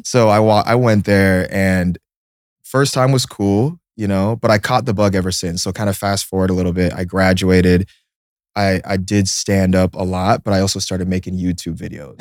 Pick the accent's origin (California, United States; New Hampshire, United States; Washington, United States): Washington, United States; Seattle; moved away; also born or lived in Illinois; I was born in Seattle.